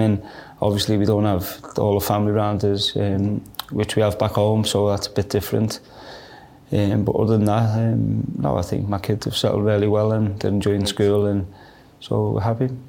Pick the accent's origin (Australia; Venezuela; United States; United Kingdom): United Kingdom; Liverpool, North West England; growing up in Liverpool, being an Everton fan